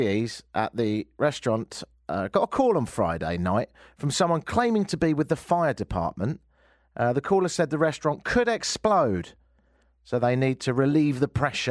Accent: London, United Kingdom; now in Toronto, Canada; I'm from London. And I live here now.

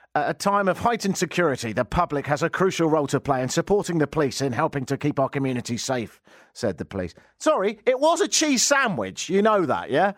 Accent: Brighton, South East England, United Kingdom; moved away; my hometown of Brighton in, uh, southern England

